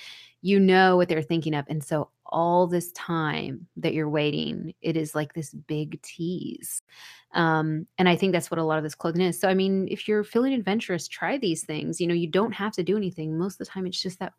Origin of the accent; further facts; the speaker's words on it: the South, United States; I'm from the South